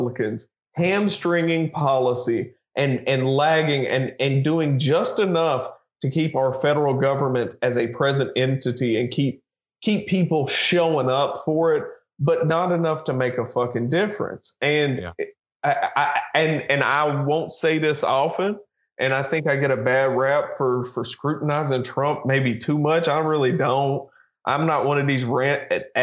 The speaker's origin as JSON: {"language": "English", "region": "Kentucky", "country": "United States", "said": "my geographic identity has shifted more and more towards being a Kentuckian"}